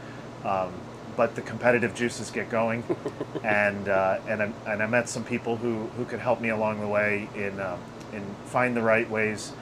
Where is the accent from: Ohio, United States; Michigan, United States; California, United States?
Michigan, United States; moved away; where I grew up in Michigan, they had a quarter midget track right there at Waterford Hills, which was our local track where I grew up